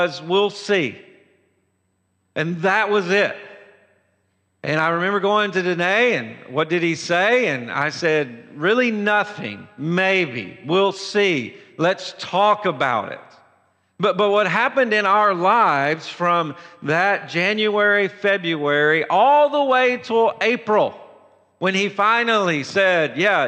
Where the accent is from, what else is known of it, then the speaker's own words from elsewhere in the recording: Tennessee, United States; I'm from Tennessee